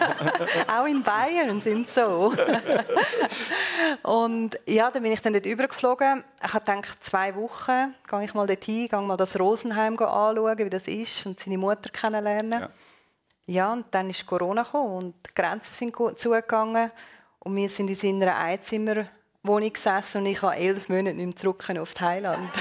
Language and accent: German; Switzerland